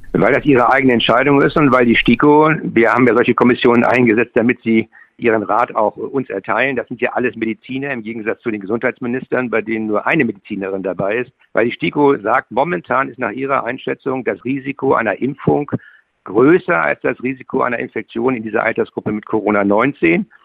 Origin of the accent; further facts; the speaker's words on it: Schleswig-Holstein, Germany; ich bin ja Schleswig-Holsteiner